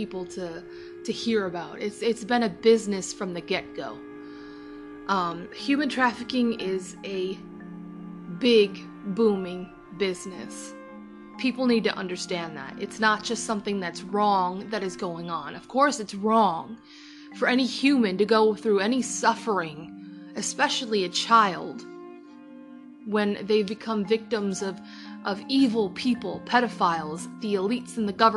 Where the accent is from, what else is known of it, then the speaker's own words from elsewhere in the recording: United States; as an American, as somebody who lives in America, who lives in the US